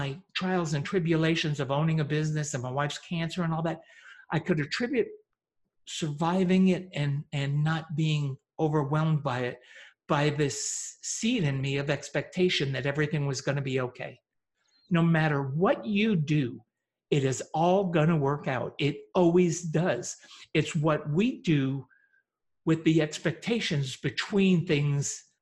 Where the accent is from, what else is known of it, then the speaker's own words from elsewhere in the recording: upstate New York, United States; also born or lived in Teaneck, New Jersey; I was born in Teaneck, New Jersey, and at 9 moved to a very remote farm in upstate New York